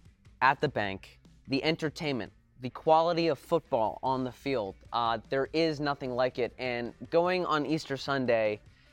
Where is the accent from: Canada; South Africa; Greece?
Canada; now in Los Angeles, United States; I come as a Canadian immigrant and really feel like an Angelino.